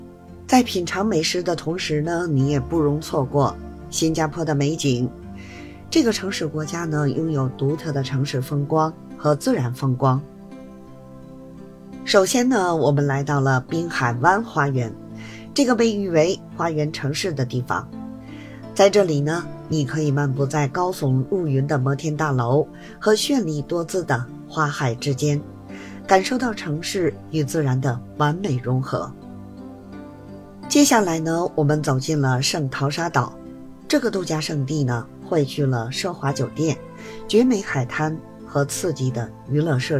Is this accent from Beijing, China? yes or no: yes; Beijing, China; 我是北京的